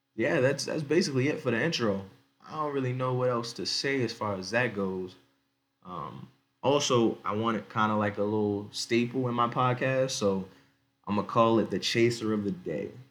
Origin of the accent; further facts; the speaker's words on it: Baltimore County, Maryland, United States; moved away as an adult; now in Denver, United States; I'm born and raised in Baltimore County, in Maryland. I live right now in Denver, Colorado.